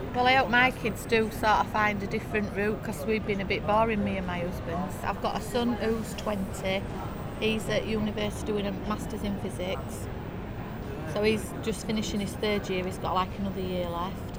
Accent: Yorkshire and the Humber, United Kingdom; accent: Yorkshire; I'm really proud Yorkshire

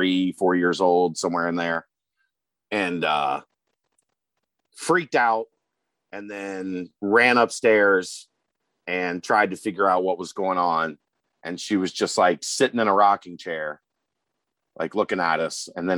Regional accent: Kentucky, United States; Okay, then I'm Clooney. I'm from Kentucky.

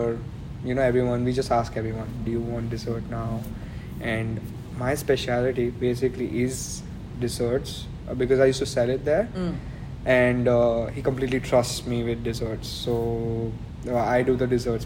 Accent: Ahmedabad, Gujarat, India; moved away as an adult; now in Melbourne, Australia; Ahmedabad, like where I come from, my hometown, that's India

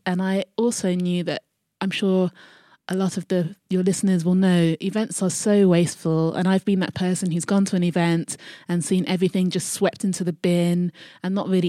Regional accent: Croydon, London, United Kingdom; I am from South London, mm-hmm. Croydon. Mm-hmm. Big up Croydon.

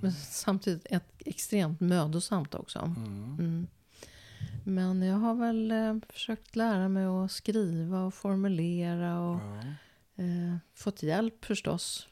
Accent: Sweden; som svensk jude

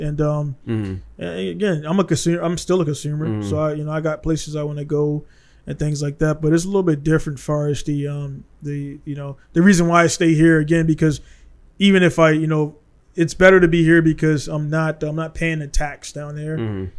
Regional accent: United States; I'm an American guy, prior military, honorable discharge

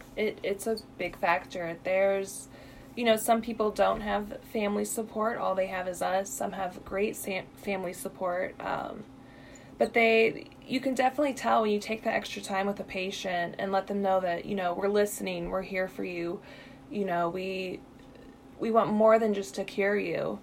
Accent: Illinois, United States; moved away as an adult; now in Missouri, United States; I'm originally from Illinois

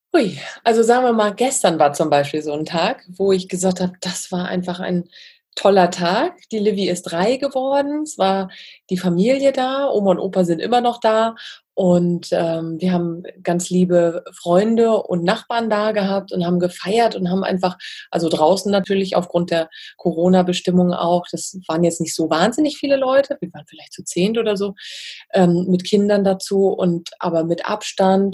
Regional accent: Wismar, Mecklenburg-Vorpommern, Germany; bin ja in, in Wismar aufgewachsen

